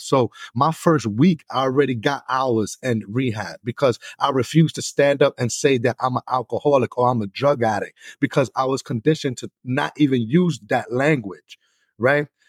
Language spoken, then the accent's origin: English; New York City, New York, United States; moved away as an adult; now in Buffalo, United States; I'm originally from New York City